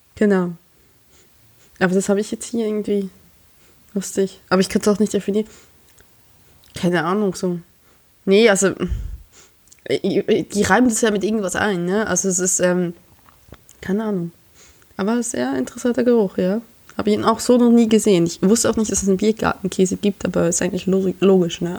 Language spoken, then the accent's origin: German; Emmental, Bern, Switzerland; moved away as an adult; now in Germany; ich komme aus dem Emmendal